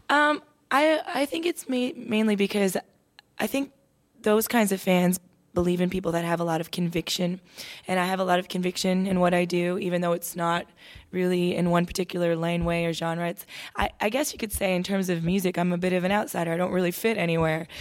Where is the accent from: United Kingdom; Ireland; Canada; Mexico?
Canada; Toronto, Ontario; moved away as an adult; now in Nashville, United States; I was a daughter of two immigrant parents growing up in Toronto, my mom Irish, my dad Mexican.